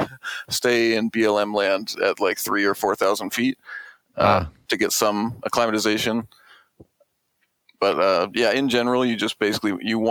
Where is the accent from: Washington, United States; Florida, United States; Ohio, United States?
Washington, United States; Arlington; we're from Arlington, Washington.